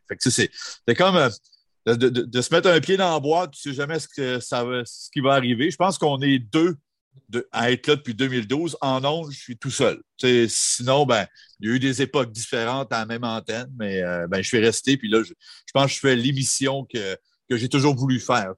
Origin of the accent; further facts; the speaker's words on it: Jonquière, Quebec, Canada; moved away; art et technologie des médias à Jonquière. Ça tombe bien, c'était dans mon bled, je n'avais pas besoin de, m'expatrier